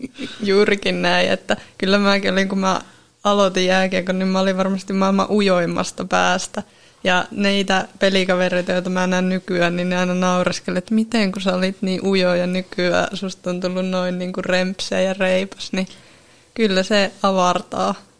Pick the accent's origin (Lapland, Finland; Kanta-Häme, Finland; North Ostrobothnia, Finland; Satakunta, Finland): North Ostrobothnia, Finland; Siikajoki; moved away as an adult; now in Oulu, Finland; mä oon kotoisin tuolta Siikajoelta